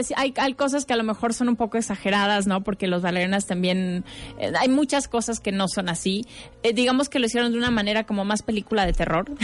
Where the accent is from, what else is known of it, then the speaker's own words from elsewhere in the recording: Mexico; como artista, como mexicana